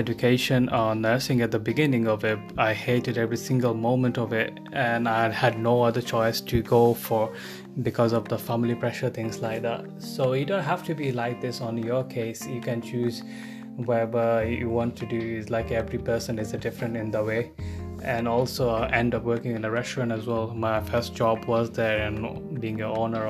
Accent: Bangladesh; now in United Kingdom; I'm not originally from UK, I came from Bangladesh.

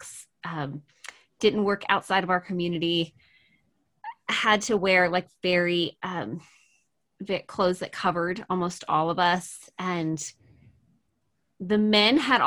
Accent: Maryland, United States; I am originally from Maryland in the US, mm-hmm. and which is on the East Coast. And I was actually born and raised in a fundamental Christian cult.

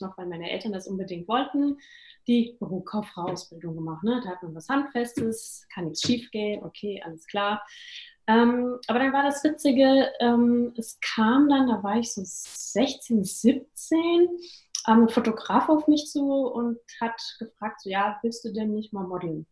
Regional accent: Großenlüder, Hesse, Germany; moved away; ich komme aus einem kleinen Dörfchen bei Fulda, Großen Lüder, falls es Leute mal googeln wollen, wo das liegt. Und bin dort aufgewachsen

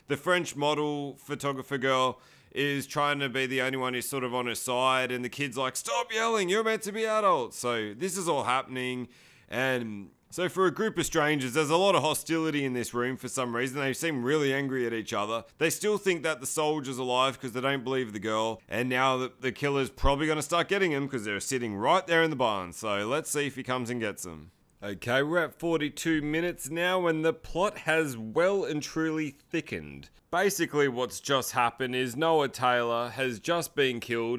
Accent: Sydney, New South Wales, Australia; I'm from Sydney, Australia.

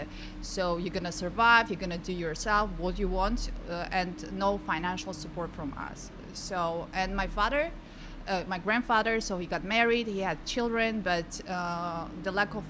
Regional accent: Tajikistan; moved away; I'm from the very small country in Central Asia, Tajikistan

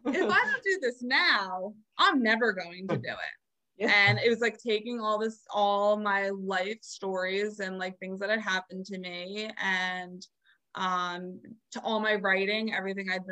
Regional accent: New Jersey, United States; I'm a Jersey girl, born and raised.

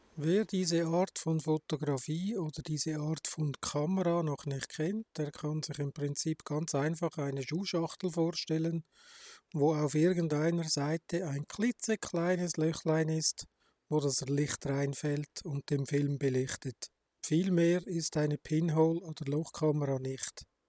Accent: Switzerland; Bei uns in der Schweiz

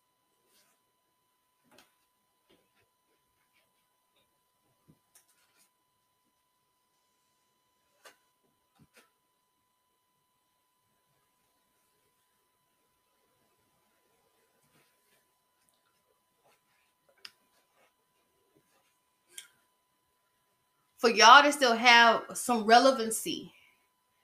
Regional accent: Covington, Georgia, United States; my hometown, Covington, Georgia, in my middle school class

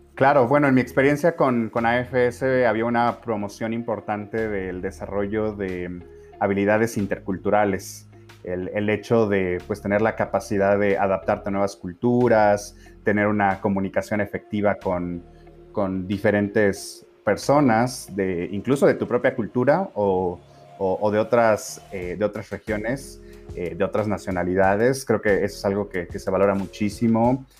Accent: Mexico; como mexicanos

